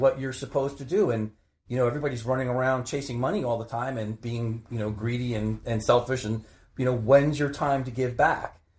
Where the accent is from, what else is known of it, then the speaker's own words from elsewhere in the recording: Maplewood, New Jersey, United States; I grew up in Maplewood, which is a couple towns over.